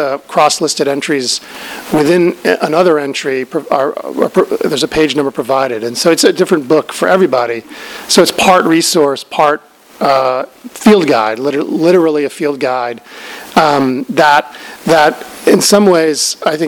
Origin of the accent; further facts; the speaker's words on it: Albuquerque, New Mexico, United States; I'm from Albuquerque